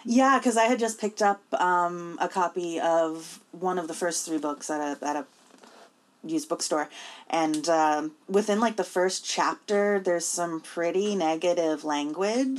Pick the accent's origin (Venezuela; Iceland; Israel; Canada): Canada; Newfoundland and Labrador; growing up in Newfoundland under the education system